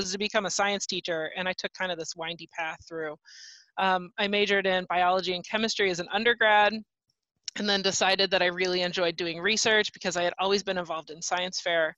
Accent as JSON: {"language": "English", "town": "Dayton", "region": "Ohio", "country": "United States", "tie": "born or raised there", "said": "Dayton's my hometown"}